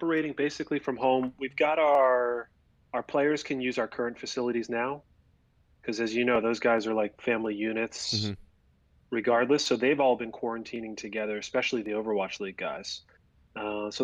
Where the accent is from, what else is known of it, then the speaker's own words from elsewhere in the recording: Florida, United States; I'm from down here in Florida.